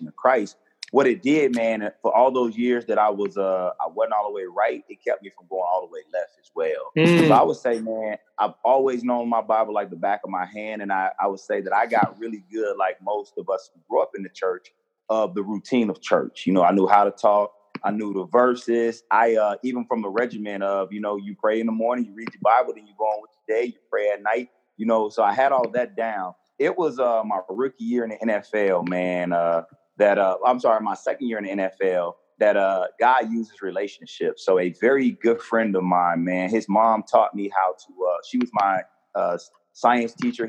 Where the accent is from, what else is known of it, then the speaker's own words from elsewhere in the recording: Fort Lauderdale, Florida, United States; moved away as an adult; now in Charleston, United States; I'm originally from born and raised in South Florida